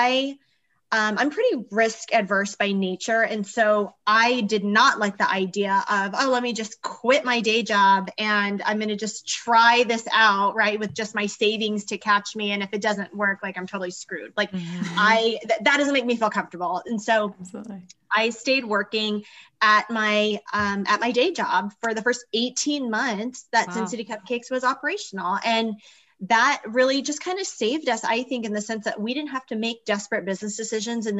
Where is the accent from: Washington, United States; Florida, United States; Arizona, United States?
Arizona, United States; now in Las Vegas, United States; I'm an entrepreneur in Las Vegas, Nevada, originally from Arizona